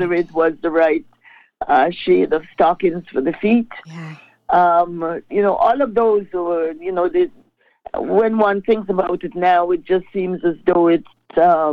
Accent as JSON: {"language": "English", "country": "Grenada", "tie": "born or raised there", "moved": "as an adult", "lives_now": "Toronto, Canada", "said": "I was raised and the way that I grew up in the Grenada sense"}